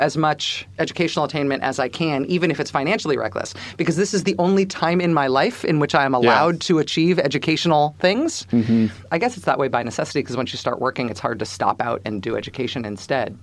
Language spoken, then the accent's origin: English; Castro Valley, California, United States; now in Massachusetts, United States; The town that I grew up in, it's interesting. It's an unincorporated area in Alameda County. It's called Castro Valley.